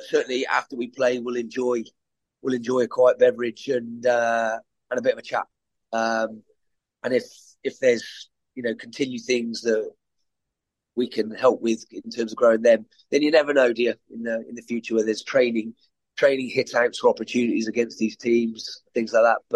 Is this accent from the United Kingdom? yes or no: yes; England, United Kingdom; I'm from England